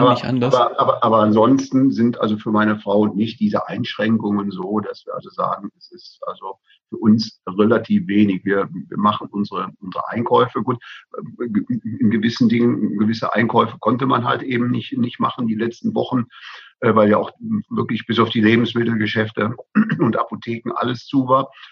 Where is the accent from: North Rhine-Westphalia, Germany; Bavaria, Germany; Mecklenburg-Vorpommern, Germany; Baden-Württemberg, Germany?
Bavaria, Germany; bei uns in Bayern